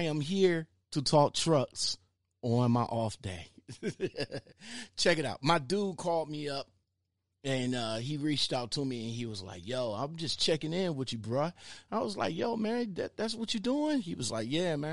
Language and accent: English; Cleveland, Ohio, United States; I'm in the Glenville neighborhood